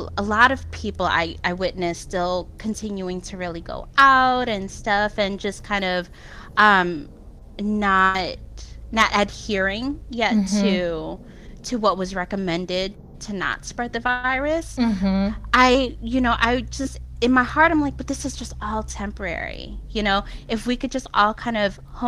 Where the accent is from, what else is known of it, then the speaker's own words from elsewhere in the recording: Jersey City, New Jersey, United States; moved away; I'm from New Jersey. I'm from Jersey City